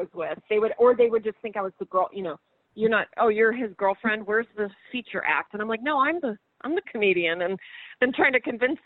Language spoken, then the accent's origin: English; Rochester, New York, United States; moved away as an adult; also born or lived in Los Angeles; I grew up freezing cold in Rochester